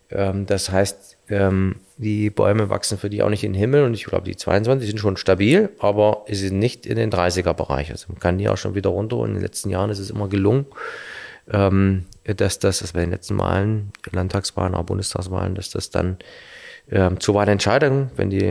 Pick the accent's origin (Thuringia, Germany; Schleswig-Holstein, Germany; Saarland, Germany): Thuringia, Germany; Erfurt; die Vielfalt zwischen dem, wo ich herkomme, aus äh, der Mitte Thürings äh, in, in, Erfurt